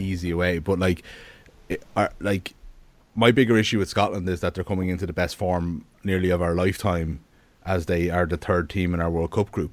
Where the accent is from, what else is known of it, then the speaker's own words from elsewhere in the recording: Ireland; we're Irish people